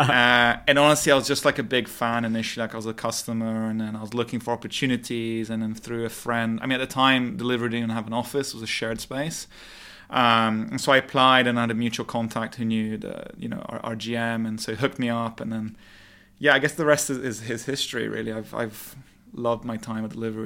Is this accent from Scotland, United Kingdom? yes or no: no; London, United Kingdom; moved away as an adult; also born or lived in Montreal, Canada; now in Dubai, United Arab Emirates; I was born and raised in London